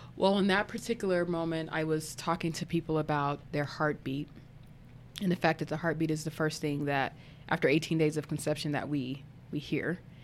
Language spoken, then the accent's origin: English; Arkansas, United States; moved away; also born or lived in Colorado; I grew up in, in, in Arkansas